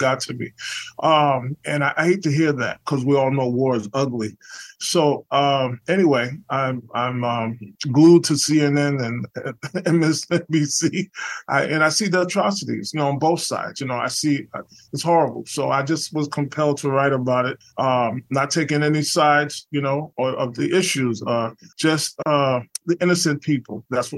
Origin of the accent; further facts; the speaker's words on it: New York City, New York, United States; I'm from the Lower East Side of Manhattan. New York City, and I started playing music since I was about 10 years old.